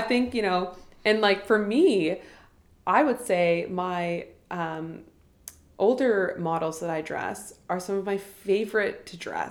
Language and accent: English; Ottawa, Ontario, Canada; growing up in Ottawa and especially like from a small town